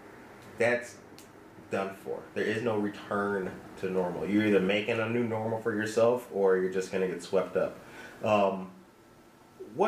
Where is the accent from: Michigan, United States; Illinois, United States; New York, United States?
Illinois, United States; Harvey; growing up in Harvey, Illinois